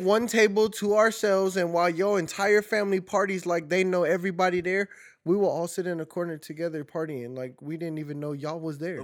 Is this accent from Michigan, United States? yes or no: no; California, United States; now in Phoenix, United States; I'm a Cali baby by trade, born and raised.